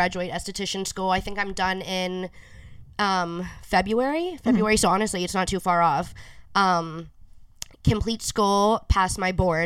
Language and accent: English; Pittsburgh, Pennsylvania, United States; also born or lived in Morgantown; I'm from Pittsburgh